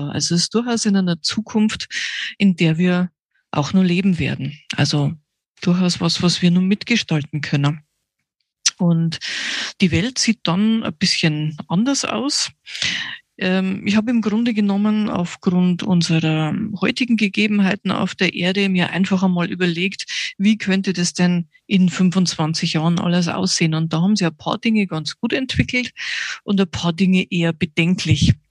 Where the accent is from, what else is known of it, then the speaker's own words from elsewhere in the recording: Regensburg, Bavaria, Germany; Ich komme aus Regensburg, bin 47 Jahre alt.